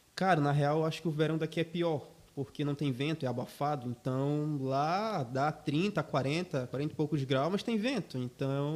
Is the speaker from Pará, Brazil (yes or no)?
yes; São Miguel do Guamá, Pará, Brazil; now in Joinville, Brazil; São Miguel do Guamá, município de Belém do Pará.